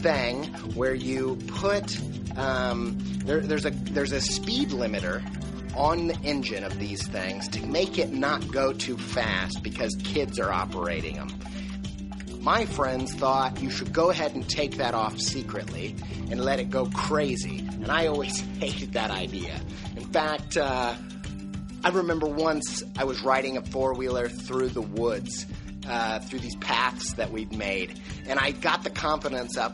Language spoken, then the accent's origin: English; Buffalo, New York, United States; moved away; also born or lived in Indiana; I grew up in Western New York, in near Buffalo, and also in Indiana